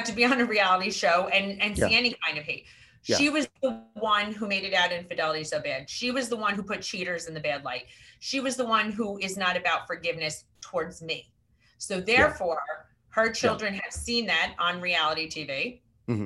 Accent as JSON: {"language": "English", "area": "Westchester", "region": "New York", "country": "United States", "moved": "yes", "lives_now": "New Jersey, United States", "said": "I am from Westchester originally."}